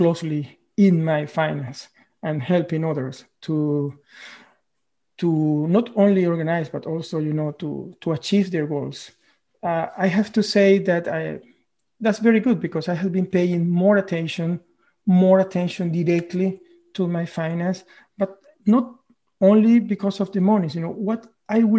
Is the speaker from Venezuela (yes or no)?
yes; Venezuela; moved away as an adult; now in Norway; I am originally from Venezuela. I have been living in Norway for the last 12 or 13 years.